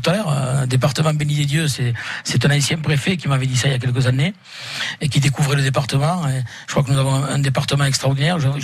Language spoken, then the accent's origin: French; Occitania, France; nous sommes français, mais nous sommes fiers d'être catalans parce que nous sommes issus de, de familles catalanes